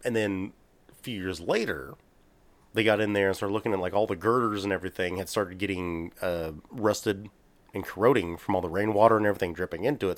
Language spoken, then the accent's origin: English; Texas, United States; we're from Texas